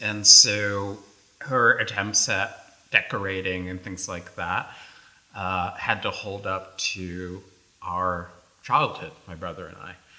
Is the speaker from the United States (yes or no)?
yes; New York City, New York, United States; we grew up in the South Bronx